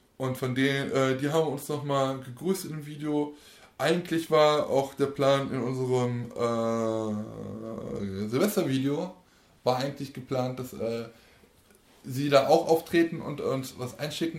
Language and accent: German; Aachen, North Rhine-Westphalia, Germany; Österband ist ja bei uns der die Kirmes äh, unserer Heimatstadt oder meiner Heimatstadt.